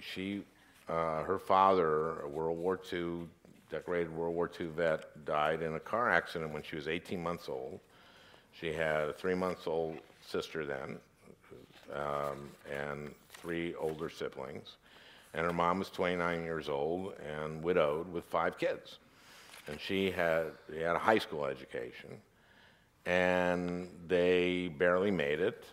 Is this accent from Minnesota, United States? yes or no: yes; St. Louis Park, Minnesota, United States; I grew up in Minnesota, in Saint Louis Park, Minnesota